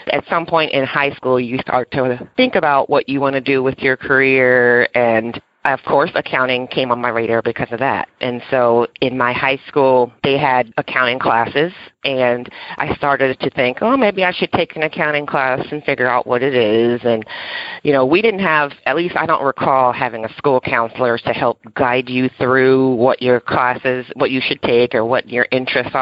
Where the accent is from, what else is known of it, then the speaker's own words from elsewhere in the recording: Westerville, Ohio, United States; I grew up in Ohio. It's a small town outside of Columbus, Ohio, called Westerville